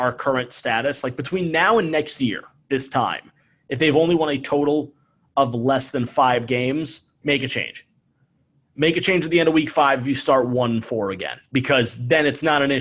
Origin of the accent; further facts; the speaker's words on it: New Jersey, United States; My former childhood football, hockey, and lacrosse teammate growing up in New Jersey